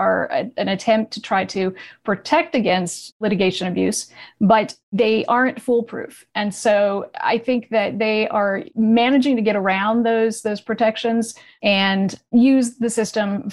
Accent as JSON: {"language": "English", "region": "New England", "country": "United States", "moved": "yes", "lives_now": "Los Angeles, United States", "said": "I was from New England. I moved to Los Angeles"}